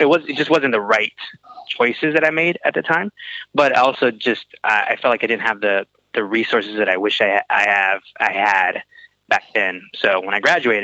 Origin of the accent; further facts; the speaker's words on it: Atlanta, Georgia, United States; also born or lived in Houston, Texas; I was born in Houston, Texas, in 1993, and then moved to Atlanta when I was 5 or 4 years old. So pretty much an Atlanta native